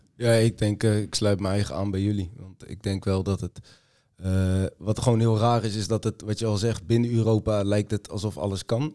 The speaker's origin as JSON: {"language": "Dutch", "region": "Utrecht", "country": "Netherlands", "said": "ik kom uit Utrecht"}